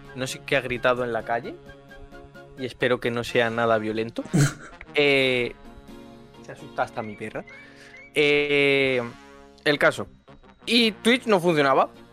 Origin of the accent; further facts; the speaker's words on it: Murcia, Region of Murcia, Spain; soy de Murcia